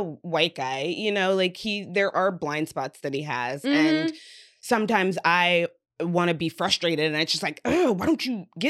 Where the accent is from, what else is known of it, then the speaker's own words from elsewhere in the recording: Indiana, United States; I'm from Indiana, stuck in my ways, rural guy